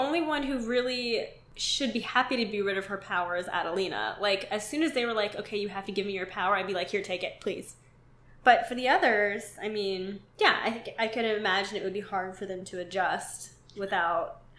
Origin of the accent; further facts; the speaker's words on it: Pittsburgh, Pennsylvania, United States; Because I'm from Pittsburgh, and instead of slippery, we always say Slippy